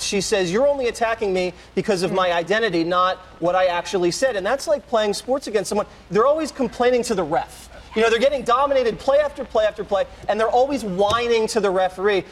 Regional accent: Montana, United States; I'm from Montana

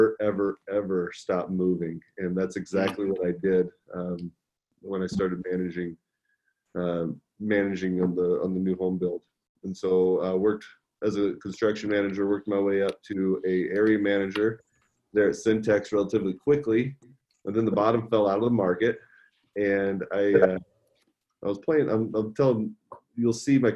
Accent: Nebraska, United States; I'm from Nebraska

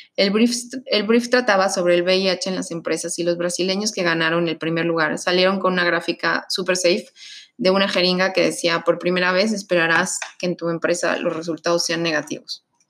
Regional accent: Mexico; Como mexicanos

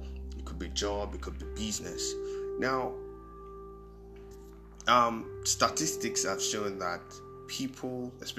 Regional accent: Nigeria; Being a Nigerian alone could be depressing

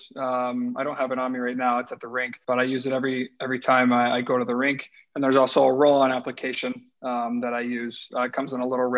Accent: Colorado, United States; moved away as an adult; also born or lived in Nashville; now in Columbus, United States; I grew up in Colorado

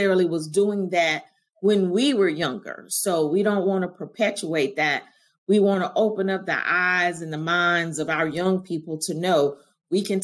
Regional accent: Augusta, Georgia, United States; also born or lived in Greensboro, North Carolina; growing up in Augusta in the South

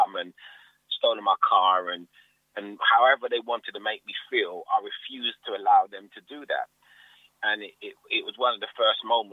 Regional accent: London, United Kingdom; I grew up in Hackney. I was born in Hackney Hospital.

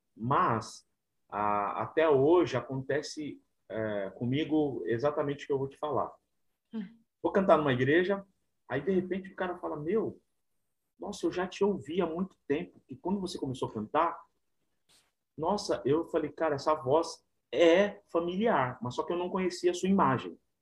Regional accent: São Paulo, Brazil; Eu nasci na Assembleia de Deus, né? Uma igreja bem humilde na na região aqui de São Paulo, na zona sul de São Paulo, na cidade de Ademar

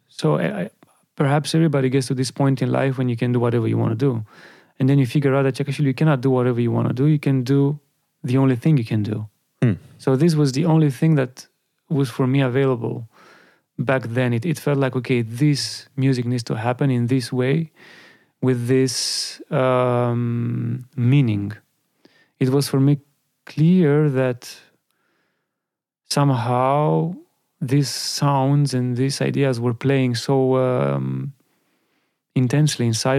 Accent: Bucharest, Romania; my hometown

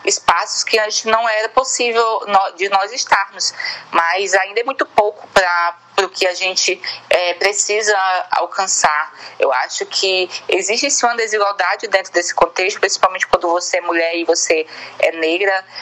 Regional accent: Bacabal, Maranhão, Brazil; also born or lived in São Luís; now in São Paulo, Brazil; tenho 20 anos de idade. É, sou natural da cidade de Bacabal, porém morei quatro anos em São Luís e, e atualmente estou em São Paulo.

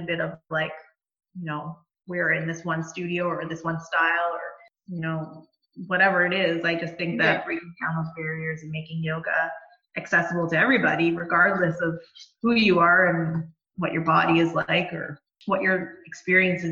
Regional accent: Bowmanville, Ontario, Canada; I grew up in Bowmanville, so it's actually really exciting for me to have my business in my hometown

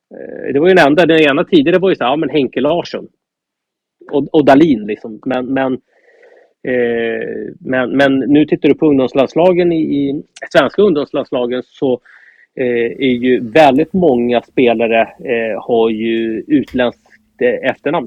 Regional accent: Norrtälje, Stockholm County, Sweden; Jag är uppvuxen i Norrtälje.

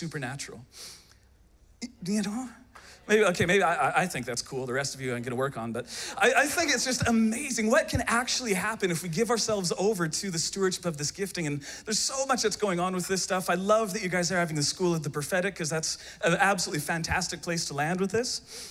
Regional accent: Canada; I hail from the great nation of Canada

